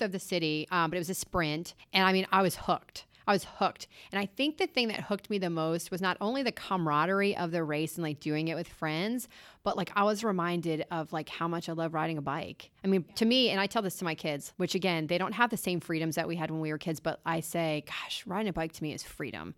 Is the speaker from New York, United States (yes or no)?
no; Lewes, Delaware, United States; moved away as an adult; also born or lived in North Carolina; I'm from this little tiny beach town called Lewis, Delaware